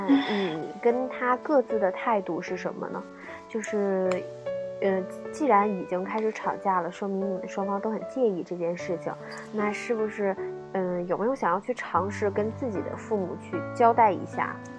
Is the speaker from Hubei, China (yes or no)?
no; Nanjing, Jiangsu, China; 我就是南京的